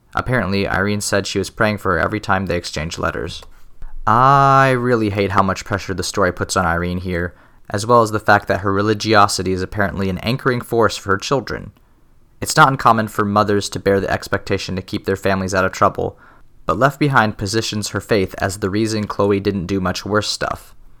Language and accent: English; Midwest, United States; As a Midwesterner